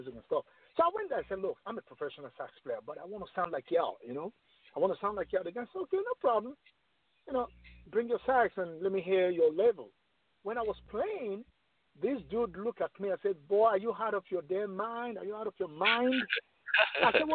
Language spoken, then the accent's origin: English; Lagos, Nigeria; moved away as an adult; also born or lived in New York, United States; now in Atlanta, United States; back home in Nigeria, in Lagos, in the city of Lagos, you know, I was like one of the top sax player over there